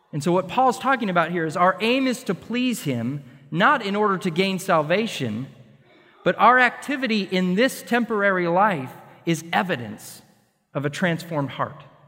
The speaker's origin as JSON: {"language": "English", "region": "Montana", "country": "United States", "tie": "born or raised there", "also_born_or_lived": "Connecticut / Colorado / Washington / North Carolina", "moved": "as an adult", "lives_now": "Texas, United States", "said": "growing up in Montana, And in the Rocky Mountains"}